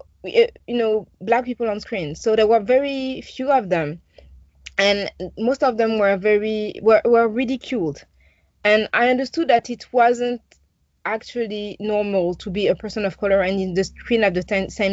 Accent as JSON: {"language": "English", "town": "Paris", "region": "Île-de-France", "country": "France", "tie": "born or raised there", "said": "I grew up in Paris. I was born in Paris, and I grew up in Paris in the northeast"}